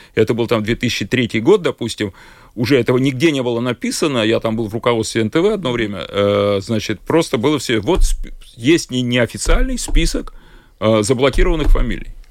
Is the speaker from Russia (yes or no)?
yes; Saint Petersburg, Russia; moved away as an adult; also born or lived in Moscow; now in Jurmala, Latvia; я, я питерский, но я много времени провел в Москве